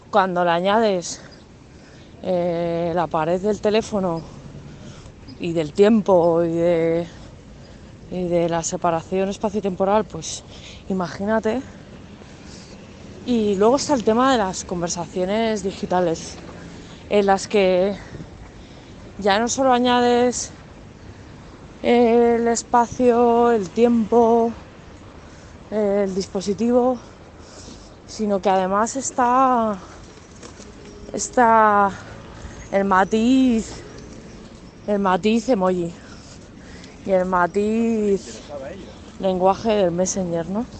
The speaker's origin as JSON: {"language": "Spanish", "region": "Cantabria", "country": "Spain", "tie": "born there", "said": "Tampoco soy cántabra, nací en Cantabria, pero no soy cántabra, tampoco soy madrileña."}